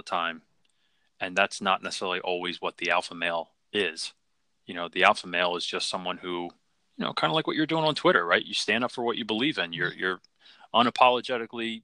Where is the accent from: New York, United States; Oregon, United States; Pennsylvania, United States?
Pennsylvania, United States; Philadelphia; I grew up in Philly in the city